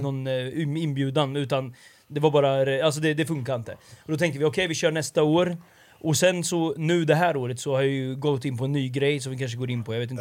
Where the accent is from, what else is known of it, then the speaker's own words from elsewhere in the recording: Linköping, Östergötland, Sweden; moved away as an adult; also born or lived in Stockholm; now in Linköping, Sweden; jag satt hemma i Linköping